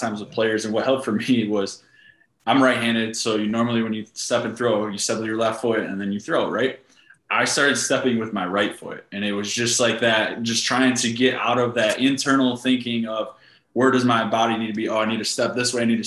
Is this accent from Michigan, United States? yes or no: yes; Michigan, United States; moved away as an adult; now in Florida, United States; I grew up in Michigan, played baseball there, played college ball